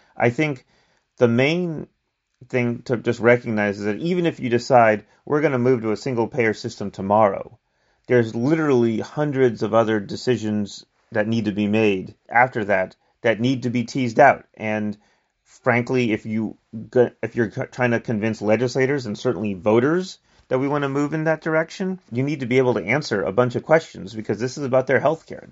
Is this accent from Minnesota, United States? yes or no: no; New York City, New York, United States; moved away as an adult; also born or lived in New Jersey; now in California, United States; I grew up in the Bronx, New York City.